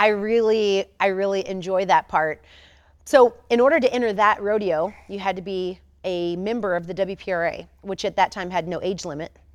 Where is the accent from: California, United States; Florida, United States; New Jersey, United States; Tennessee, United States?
Florida, United States; Tampa; I was born in Tampa, Florida.